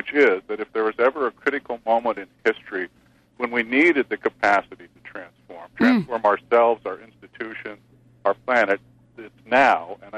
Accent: Spokane, Washington, United States; I grew up in Spokane, Washington in the mid to late 60s

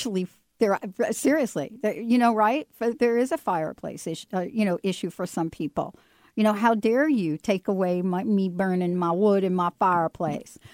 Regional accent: East Coast, United States; moved away; I'm from the East Coast

